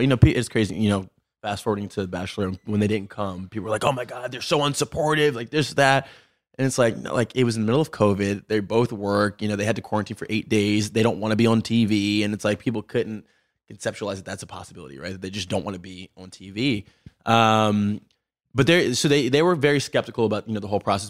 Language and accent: English; Baltimore, Maryland, United States; Born and raised in Baltimore